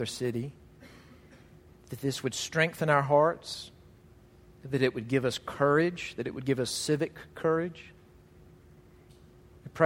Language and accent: English; Mississippi, United States; when I was young, growing up in Mississippi, very churched, very Bible-beltish